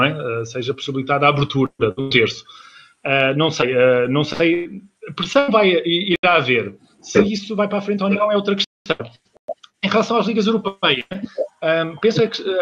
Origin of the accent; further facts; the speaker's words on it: Portugal; eu, como português, como portista, é algo que, que, que não favorece o futebol.